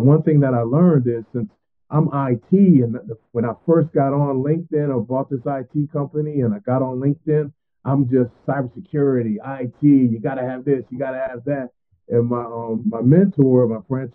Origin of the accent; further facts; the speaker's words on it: Willingboro, New Jersey, United States; now in Atlanta, United States; I grew up in a great town called Willingboro, New Jersey